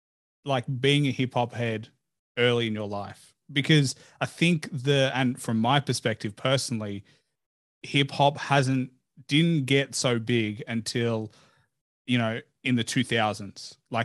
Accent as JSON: {"language": "English", "country": "Australia", "said": "and I'm an Aussie podcaster, and I happened to interview him only to connect with an Aussie anyway."}